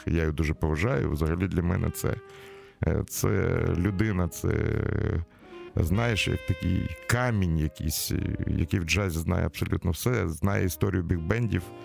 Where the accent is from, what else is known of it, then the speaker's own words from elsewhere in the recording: Kyiv, Ukraine; в нашому рідному місті в Києві